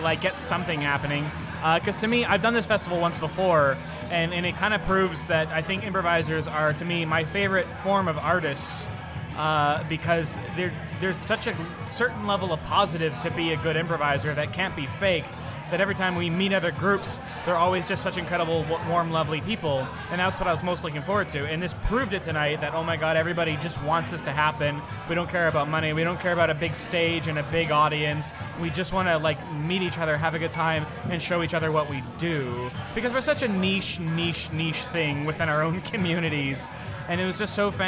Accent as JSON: {"language": "English", "country": "Canada", "said": "we're from Canada"}